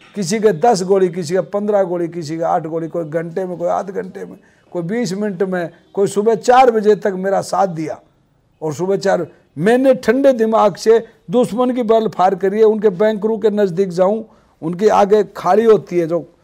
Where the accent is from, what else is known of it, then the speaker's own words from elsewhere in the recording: Sikar district, Rajasthan, India; मेरा गांव जादरा है दयाला नांगल तहसील नीमका थाना में है सीकर जिले का रहने वाला हूँ मैं